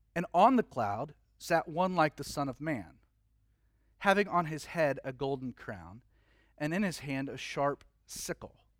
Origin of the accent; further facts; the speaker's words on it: Georgia, United States; being born and raised in Georgia is that you're forced into Atlanta Hawks and Falcons